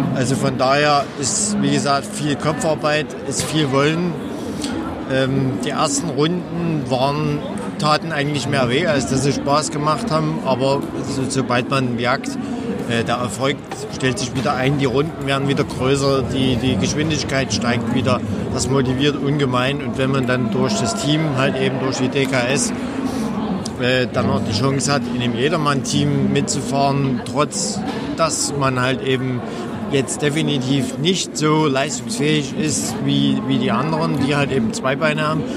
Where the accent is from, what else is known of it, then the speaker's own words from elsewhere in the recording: Dresden, Saxony, Germany; ich komme aus Dresden